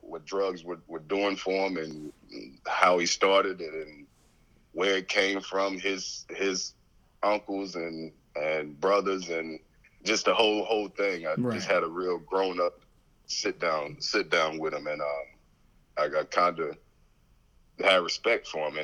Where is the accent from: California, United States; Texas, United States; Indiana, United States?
Texas, United States; East; also born or lived in San Antonio, Texas; having to live with my granny. We moved to East Texas. I was born in San Antonio, Texas